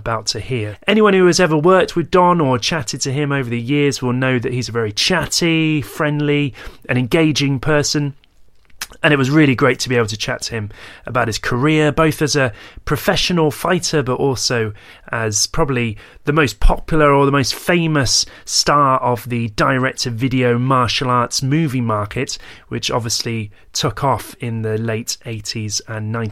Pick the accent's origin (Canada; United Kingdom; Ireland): United Kingdom; also born or lived in Birmingham; being British.